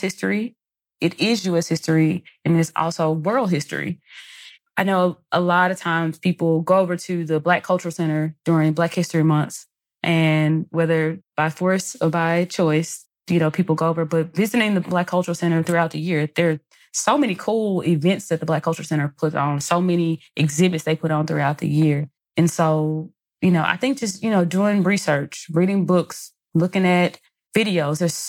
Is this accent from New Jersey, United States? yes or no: no; Mississippi, United States; growing up in Mississippi, we didn't learn a lot about Black history.